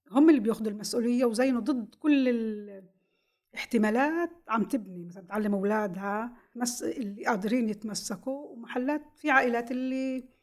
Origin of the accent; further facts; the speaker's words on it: Israel; فكل شيء بيتعلق فينا كفلسطينيين الداخل